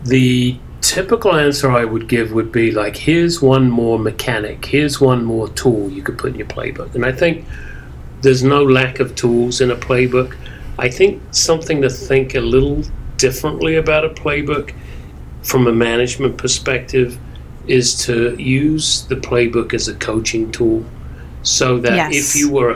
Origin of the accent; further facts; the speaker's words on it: England, United Kingdom; now in New York, United States; growing up in England